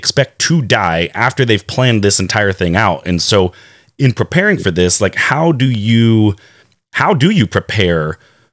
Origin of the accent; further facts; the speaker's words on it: Wake County, North Carolina, United States; I was born and raised actually here in Wake County, which is, I want to say, one of the largest school systems in North Carolina.